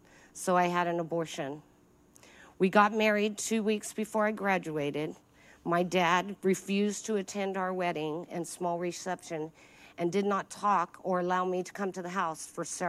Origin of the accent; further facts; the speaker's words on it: El Paso, Texas, United States; At age three, we relocated to El Paso, Texas, where my family settled for the next 15 years of my life.